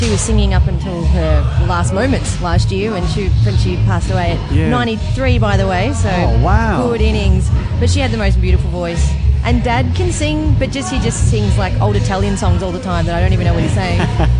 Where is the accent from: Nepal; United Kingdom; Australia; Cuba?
Australia; Eltham, Victoria; I grew up in Eltham.